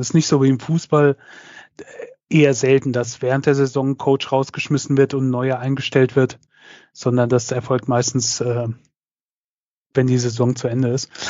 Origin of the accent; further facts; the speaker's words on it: Germany; hier bei uns in Deutschland